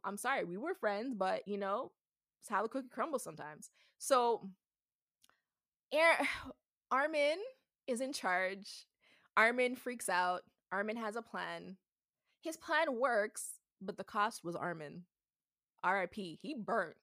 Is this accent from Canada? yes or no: yes; Canada; I'm from Canada